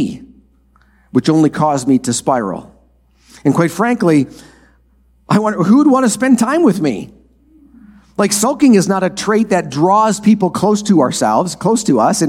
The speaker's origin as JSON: {"language": "English", "region": "Minnesota", "country": "United States", "tie": "born or raised there", "said": "The farm I grew up on in Minnesota is a four-generation farm"}